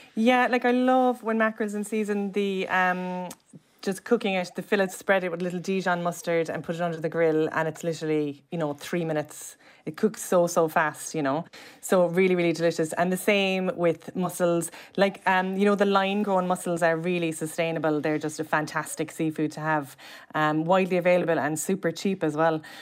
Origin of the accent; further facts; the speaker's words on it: Cobh, Munster, Ireland; I'm from Cove, which is an island and, like, a gorgeous seaside, side town